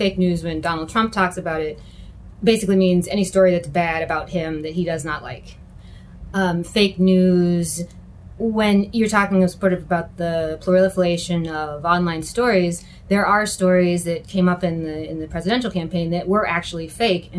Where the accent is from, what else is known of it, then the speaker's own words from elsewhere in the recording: Rochester, New York, United States; I'm from Rochester